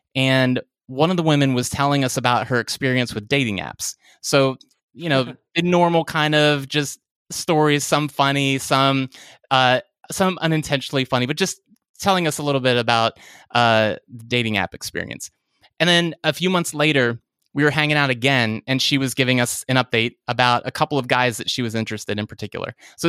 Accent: Virginia, United States; now in Richmond, United States; I grew up in Virginia, the suburbs of Washington, D.C., and then I'm now about 90 miles south in Richmond

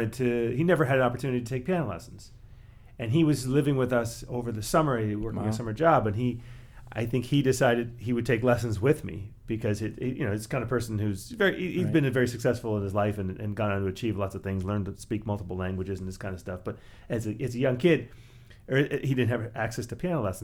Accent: Canada; also born or lived in New York, United States; now in Ann Arbor, United States; originally from Canada

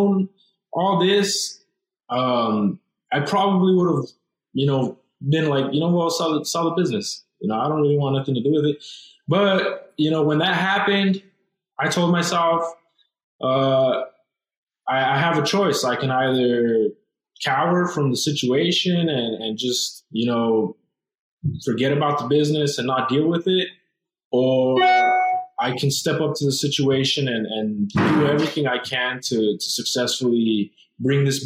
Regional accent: Douglas, Arizona, United States; we're from Douglas, Arizona. It's a small town. It's a small border town

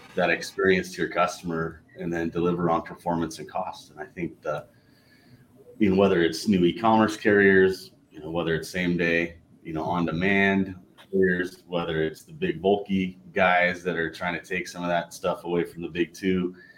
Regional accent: Southern California, United States; I grew up in Southern California, big In and Out fan

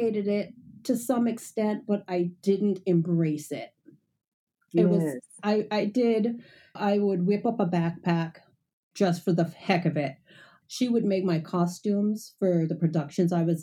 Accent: Bahamas; I grew up in the Bahamas and my mom sewed all the time

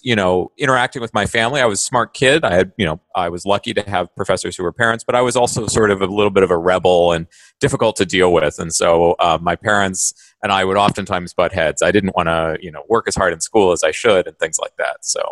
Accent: Manhattan, Kansas, United States; I grew up in Manhattan, Kansas

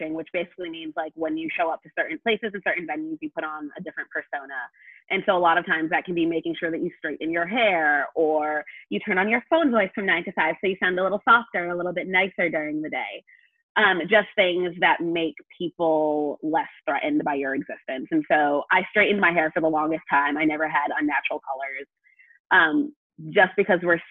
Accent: New England, United States; I'm from New England

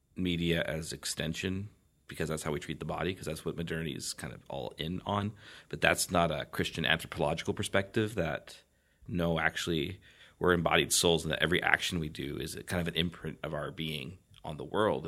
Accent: Canada; I hail from a foreign land, a foreign land called Canada

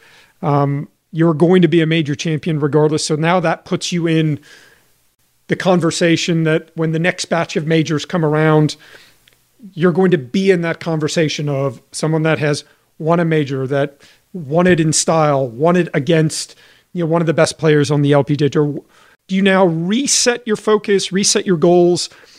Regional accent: Johannesburg, Gauteng, South Africa; I'm from Johannesburg. I'm a member at the same club that she's a member at.

